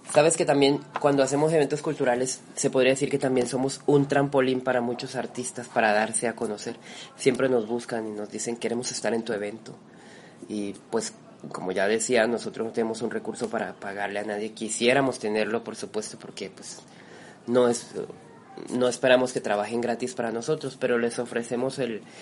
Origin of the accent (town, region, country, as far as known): Colombia; now in Mexico